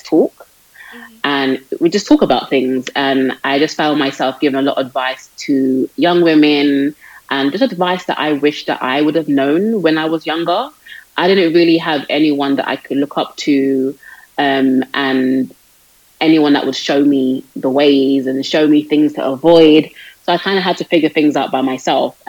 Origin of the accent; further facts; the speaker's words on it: London, United Kingdom; I'm from London, born and raised in London, United Kingdom.